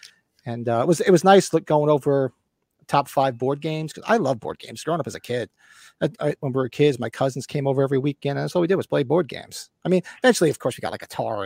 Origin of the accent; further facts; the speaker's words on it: Northern New Jersey, United States; now in Northeastern Pennsylvania, United States; Where I grew up in Northern New Jersey